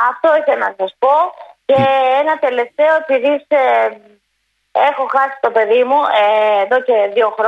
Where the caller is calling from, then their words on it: Ymittos, Attica, Greece; Γεια σα, κύριο. Ε … από το Ιμητό.